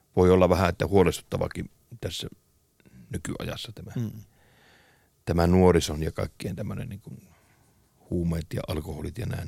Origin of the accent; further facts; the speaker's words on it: Kemi, Lapland, Finland; mä oon Kemistä, mm. jostain pienestä Kemistä tuolta pohjoisesta